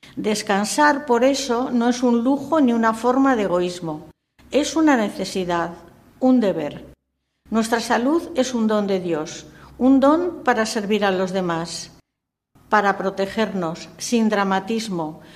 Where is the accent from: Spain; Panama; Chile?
Spain; Castile; Soy castellana y en Castilla